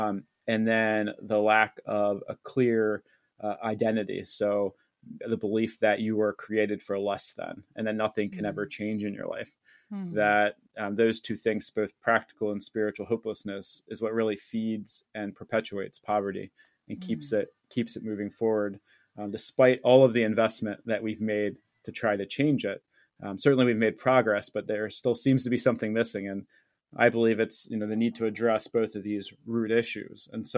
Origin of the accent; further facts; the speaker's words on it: East Coast, United States; And then when I eventually did move there, and certainly that was uncomfortable because I grew up on the East Coast of the United States.